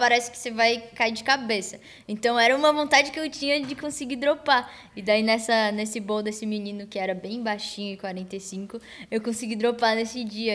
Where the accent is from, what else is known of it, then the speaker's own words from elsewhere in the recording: Florianópolis, Santa Catarina, Brazil; E aí na minha escola, lá no meu bairro, na Lagoa da, Conte... Lagoa da Conceição